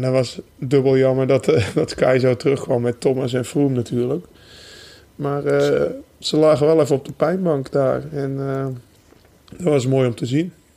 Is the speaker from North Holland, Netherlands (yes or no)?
yes; North Holland, Netherlands; bij ons in Noord-Holland